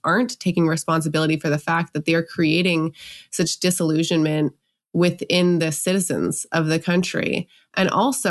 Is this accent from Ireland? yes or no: no; Canada; I'm Canadian